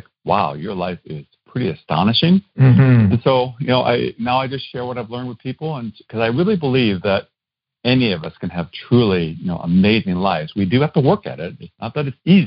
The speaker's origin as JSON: {"language": "English", "region": "Iowa", "country": "United States", "tie": "born or raised there", "said": "I grew up in Iowa. That's where I'm originally from"}